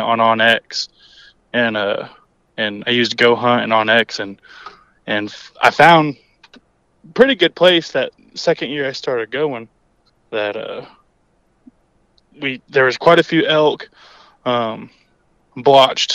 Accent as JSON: {"language": "English", "region": "Oklahoma Panhandle", "country": "United States", "tie": "born or raised there", "said": "I'm born and raised in the Oklahoma Panhandle. Lived there, well, I guess pretty much forever"}